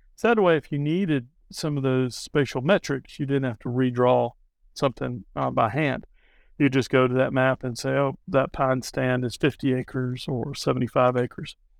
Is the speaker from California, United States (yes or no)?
no; Charleston, South Carolina, United States; I'm from Charleston